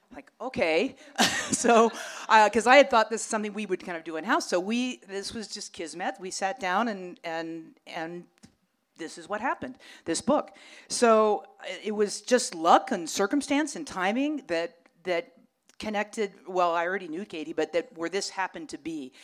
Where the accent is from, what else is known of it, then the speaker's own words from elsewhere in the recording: Los Angeles, California, United States; I grew up on Vermont, right up the street here